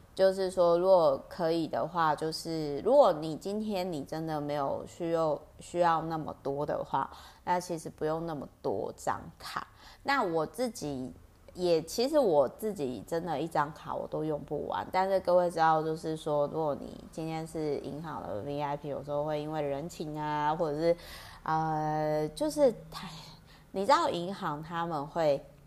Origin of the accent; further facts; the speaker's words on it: Penghu County, Taiwan; accent: Penghu coastal (haikou) accent of Taiwanese Hokkien; 我讲台语好好溜哦。我的 Meta 台语呢，有点那个澎湖海口腔